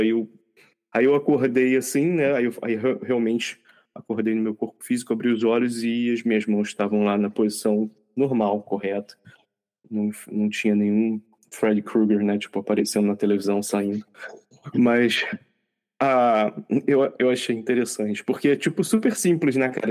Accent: Rio de Janeiro, Brazil; somos, somos cariocas, né? Os três aqui na gravação

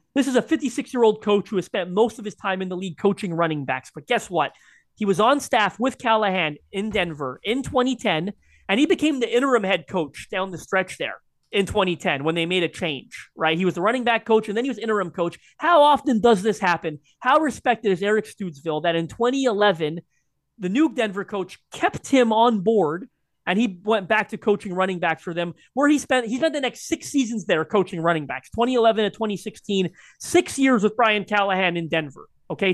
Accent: Canada; as a Canadian

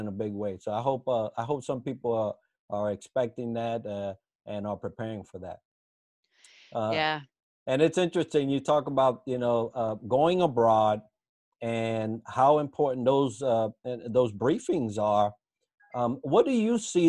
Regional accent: United States; as an American going abroad

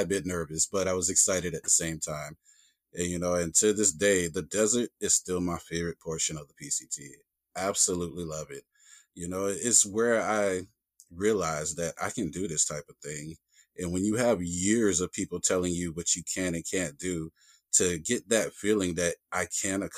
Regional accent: the South, United States; I grew up in the South. And here in the South

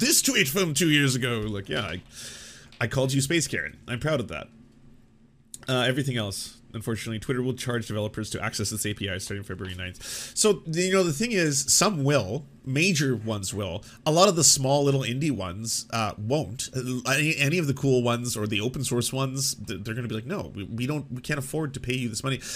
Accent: Canada; I'm a Canadian

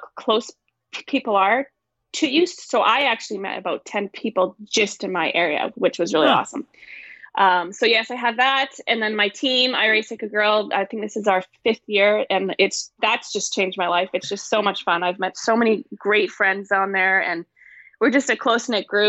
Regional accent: northern British Columbia, Canada; moved away as an adult; also born or lived in Missouri; my hometown, which is way up north in BC

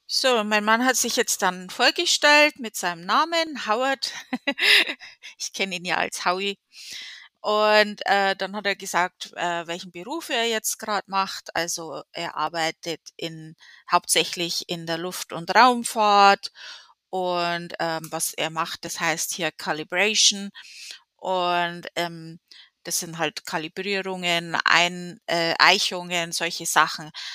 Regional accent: Germany; moved away as an adult; now in United States; in Deutschland, ähm, zumindest in der Gegend, wo ich herkomme

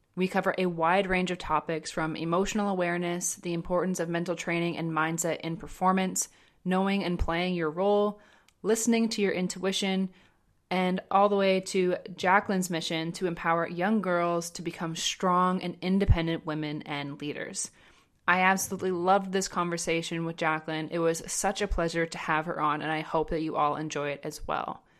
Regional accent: Ontario, Canada; moved away as an adult; I grew up in Ontario, went out to, to university and played for five years on the East Coast, ended up moving overseas

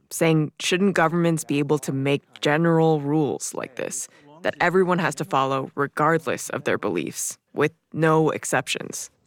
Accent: Miami, Florida, United States; I grew up in Miami, Florida. Both my parents are Cuban refugees.

